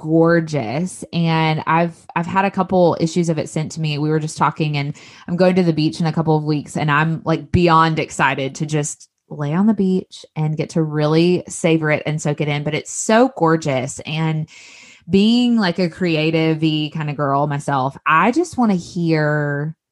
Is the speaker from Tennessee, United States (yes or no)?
yes; Northeast Tennessee, United States; moved away as an adult; also born or lived in Knoxville, Tennessee; now in South Mississippi, United States; I was born in Northeast Tennessee in like the Tri-Cities area